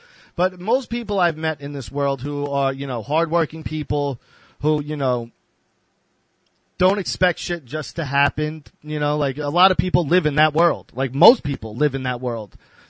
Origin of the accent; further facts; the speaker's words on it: Long Island, New York, United States; also born or lived in Texas / Houston; I was born in Texas, so I would always visit Texas. I was in Texas a lot all through my life. I'm actually going to move there in a few years. I love Texas. But I spent my whole life in New York.